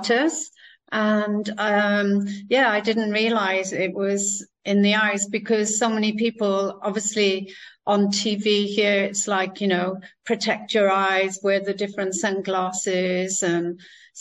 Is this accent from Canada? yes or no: no; Wales, United Kingdom; I grew up in Wales